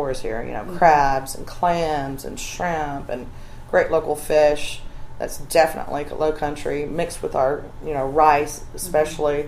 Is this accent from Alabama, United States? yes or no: yes; Alabama, United States; now in Charleston, United States; I grew up in Alabama.